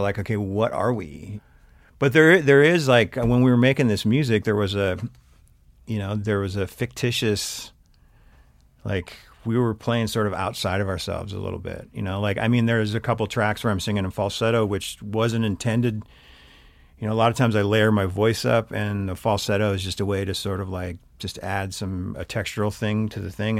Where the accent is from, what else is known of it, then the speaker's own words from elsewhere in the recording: Big Sandy, Montana, United States; also born or lived in Havre, Montana; now in Missoula, United States; entire youth in Big Sandy, Montana. Uh, I was born in Haver because they didn't have a hospital, but, um, lived, uh, eighteen years up in north central Montana